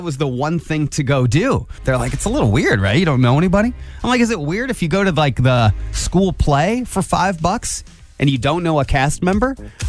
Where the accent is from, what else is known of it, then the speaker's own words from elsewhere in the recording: Angola, Indiana, United States; moved away as an adult; now in Fort Wayne, United States; when I grew up in Angola